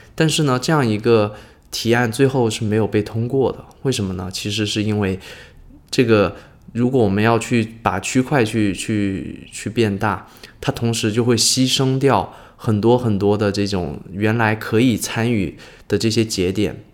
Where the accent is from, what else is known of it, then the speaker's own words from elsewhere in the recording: China; 我们中国人很多人称之为叫柚子嘛